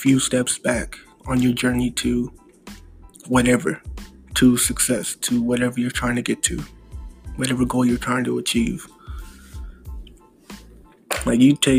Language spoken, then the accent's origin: English; United States; also born or lived in Missouri; I'm American, live in Missouri